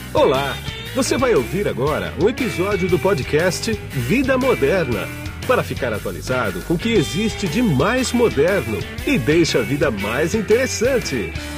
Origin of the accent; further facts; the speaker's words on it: Brazil; Eu, como brasileiro, estou mais apreensivo ainda